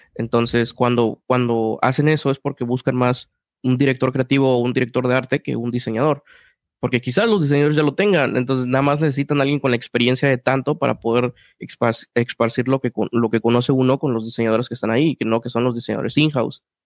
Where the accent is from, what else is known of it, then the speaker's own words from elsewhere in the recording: Mexico City, Mexico; yo soy de Ciudad de México, hay mucho una cultura que se llama la cultura chilanga y es como personas que crecimos en un ambiente